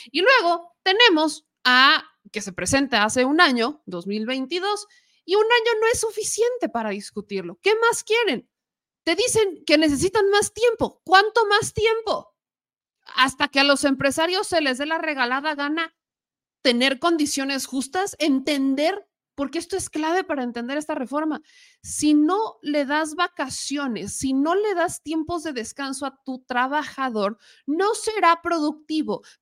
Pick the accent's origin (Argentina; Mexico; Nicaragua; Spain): Mexico; el por qué como mexicanos o como empleados no nos manifestamos, pues porque está en riesgo el trabajo